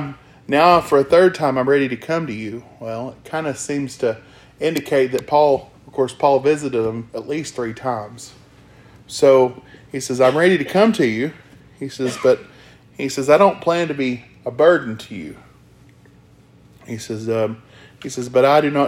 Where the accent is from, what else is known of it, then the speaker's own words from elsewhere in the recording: Arkansas, United States; I'm from Arkansas